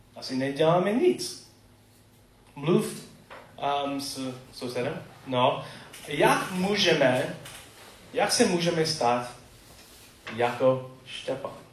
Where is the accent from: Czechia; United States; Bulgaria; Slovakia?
United States; Czech is a second language; moved away; Jsem typický Američan